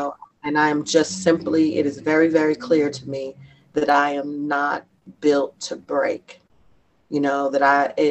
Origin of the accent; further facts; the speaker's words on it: Lexington, Kentucky, United States; also born or lived in Bronx, New York / Durham, North Carolina; now in Louisville, United States; I grew up, I went to school for a long time in Lexington